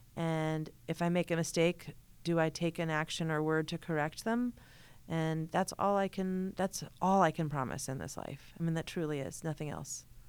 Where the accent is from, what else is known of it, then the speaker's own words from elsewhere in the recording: Hartford, Connecticut, United States; I grew up in Hartford, Connecticut